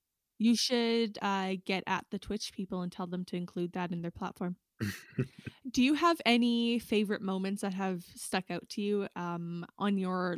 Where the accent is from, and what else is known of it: Saskatchewan, Canada; born or raised there; moved away